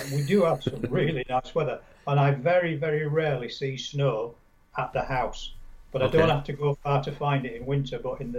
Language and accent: English; Yorkshire and the Humber, United Kingdom; I'm a Yorkshireman, I come from Yorkshire originally.